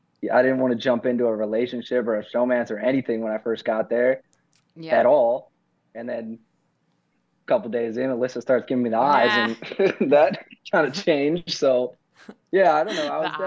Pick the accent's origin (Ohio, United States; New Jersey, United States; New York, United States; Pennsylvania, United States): Ohio, United States; Like, I grew up in Ohio, and my dad passed away.